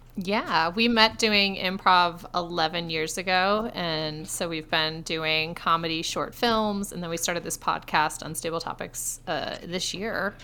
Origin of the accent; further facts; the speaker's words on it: Rochester, New York, United States; moved away as an adult; also born or lived in Austin, Texas; now in Texas, United States; I'm from Rochester, New York, but I went to UT Austin